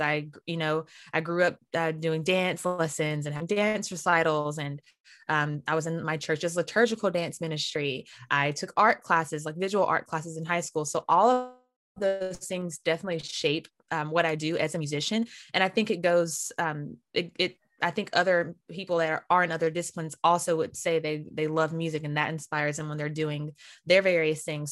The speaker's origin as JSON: {"language": "English", "town": "Winston-Salem", "region": "North Carolina", "country": "United States", "tie": "born or raised there", "said": "I'm from Winston-Salem, North Carolina, hmm. and I grew up going to Mount Zion Baptist Church"}